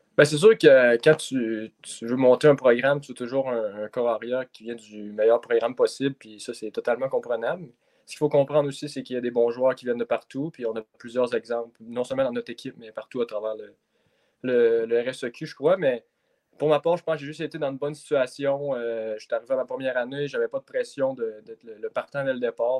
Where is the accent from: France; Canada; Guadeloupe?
Canada; Donnacona, Quebec; ma ville natale de Danakona